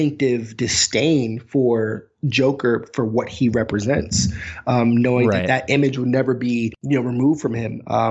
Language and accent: English; New York, United States; I'm from New York